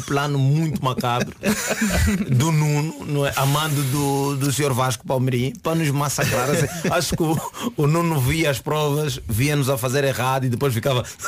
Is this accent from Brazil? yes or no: no; Angola; now in Portugal; como angolano